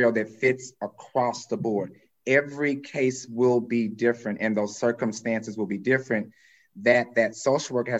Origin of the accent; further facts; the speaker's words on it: the South, United States; I'm from the South.